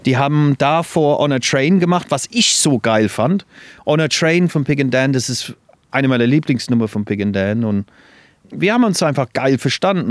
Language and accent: German; England, United Kingdom; moved away; Ich bin ja in England groß geworden. Das hört man ja immer noch, glaube ich. Ich habe immer noch ein bisschen äh, Akzent